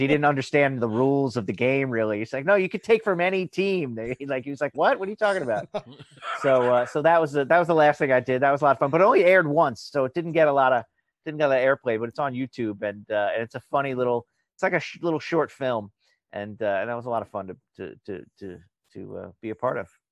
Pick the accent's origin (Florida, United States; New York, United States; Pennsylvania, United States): New York, United States; Long Island; I'm from Long Island